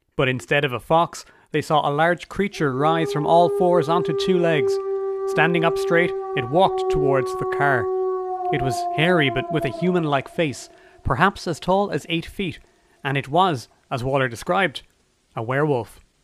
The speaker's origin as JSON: {"language": "English", "country": "Ireland", "said": "as an Irish person"}